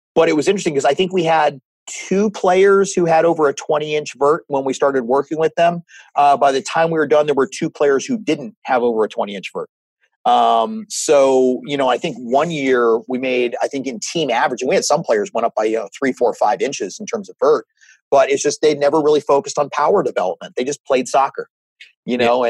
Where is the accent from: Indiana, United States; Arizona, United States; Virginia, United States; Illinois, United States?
Virginia, United States; Northern; I grew up in Northern Virginia